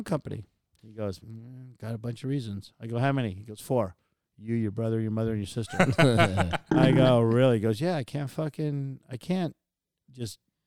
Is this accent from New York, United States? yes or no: no; San Jose, California, United States; also born or lived in Los Gatos / Capitola; I grew up in San Jose